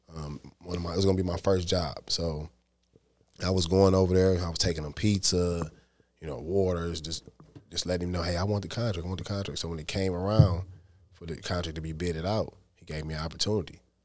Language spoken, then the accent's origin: English; Detroit, Michigan, United States; I'm from the East Side